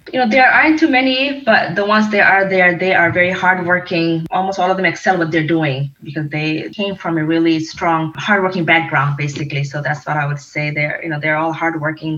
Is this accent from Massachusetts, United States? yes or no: no; Detroit, Michigan, United States; also born or lived in Sylhet, Bangladesh / Virginia; for my majority of my life stayed and you know grew, grew up in Detroit, Michigan, and went to schools here